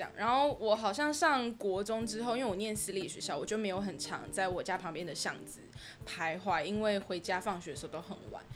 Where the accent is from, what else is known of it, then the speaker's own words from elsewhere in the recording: New Taipei, Taiwan; also born or lived in Banqiao District, New Taipei; 我是新北人